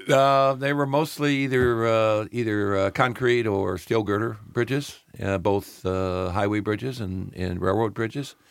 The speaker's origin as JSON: {"language": "English", "town": "Peoria", "region": "Illinois", "country": "United States", "tie": "born or raised there", "also_born_or_lived": "Florida", "moved": "yes", "said": "I'm a Midwest boy. I, uh, actually was born in Peoria, Illinois"}